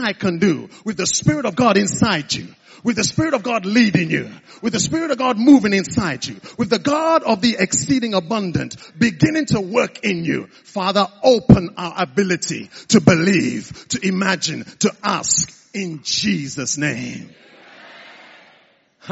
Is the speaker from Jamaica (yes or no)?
no; the East, eastern Nigeria, Nigeria; now in United Kingdom; I was born in the East.